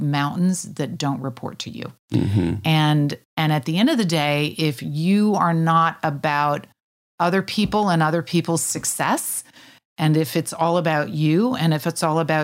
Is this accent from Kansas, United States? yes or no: yes; Kansas, United States; moved away as an adult; also born or lived in Switzerland; I was from Kansas.